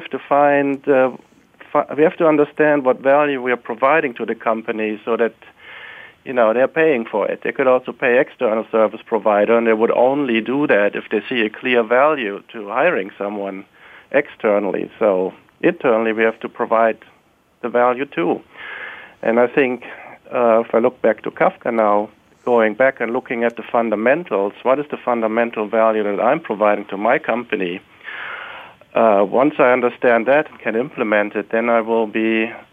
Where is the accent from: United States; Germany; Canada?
Germany; moved away; You may have guessed from my accent that I grew up in Germany